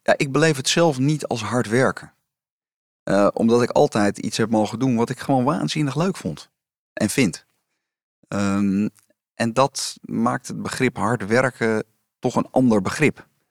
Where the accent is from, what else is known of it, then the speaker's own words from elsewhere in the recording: Amsterdam, North Holland, Netherlands; ik was geboren en getogen in Amsterdam.